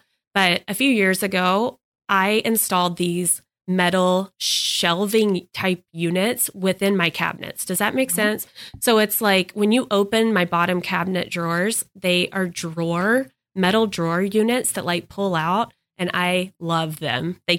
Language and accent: English; Texas, United States; Growing up in Texas, it's so humid.